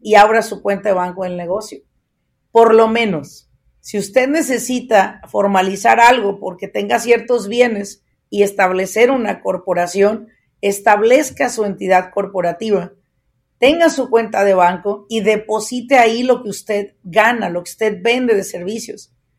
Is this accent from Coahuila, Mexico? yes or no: no; Apatzingán, Michoacán, Mexico; now in United States; yo soy nativa de Apatzingán, Michoacán